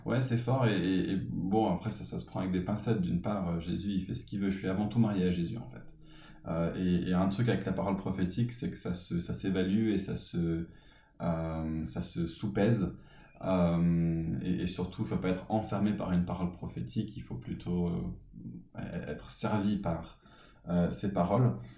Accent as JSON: {"language": "French", "town": "Paris", "region": "Île-de-France", "country": "France", "tie": "born or raised there", "said": "J'ai grandi à Paris"}